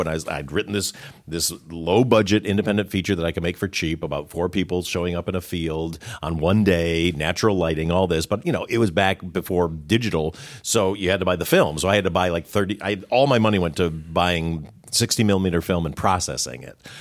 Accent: Detroit, Michigan, United States; he's from Detroit, where I'm from.

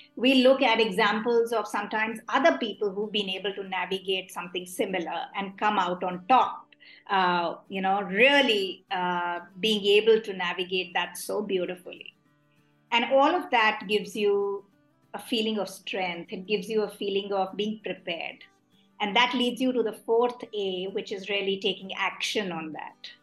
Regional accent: Delhi, India; I am someone who was born and brought up in Delhi

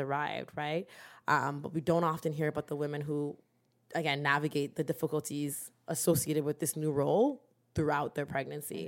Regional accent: Durham Region, Ontario, Canada; we're from Durham

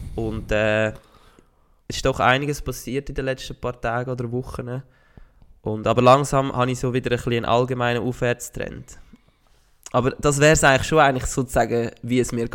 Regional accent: Switzerland; als stolzer Schweizer

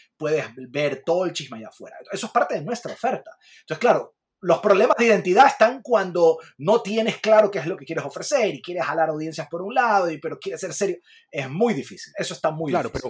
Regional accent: Ecuador

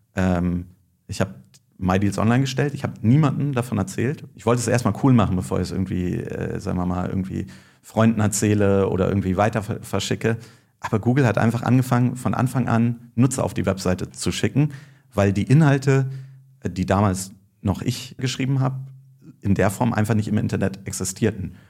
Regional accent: Berlin, Germany; also born or lived in Würzburg; Ich bin aus Berlin, habe aber in Würzburg äh, Nanotechnik studiert

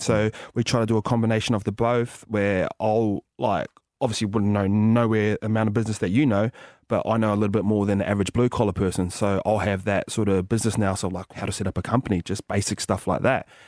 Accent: Tokoroa, Waikato, New Zealand; moved away; also born or lived in England / Penrith; Grew up in a small town called Tokoro

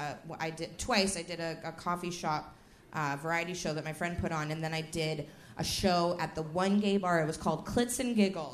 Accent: Winnipeg, Manitoba, Canada; I'm from Winnipeg, and I look like Guy Fieri.

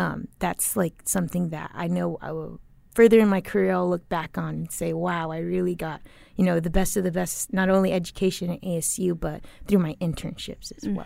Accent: Tempe, Arizona, United States; also born or lived in Chile; I always went to school in Tempe, elementary school, middle school

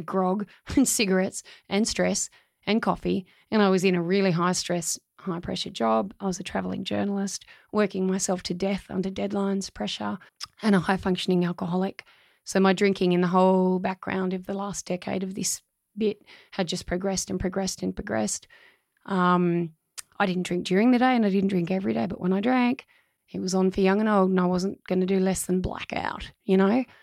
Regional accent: Australia; my hometown

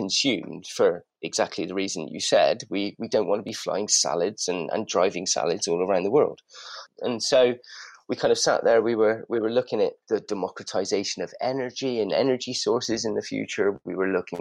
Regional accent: Bristol, South West England, United Kingdom; moved away as an adult; now in London, United Kingdom; We're old friends from Bristol. You may be able to detect a slight accent. I'd moved up to London about 20 years ago.

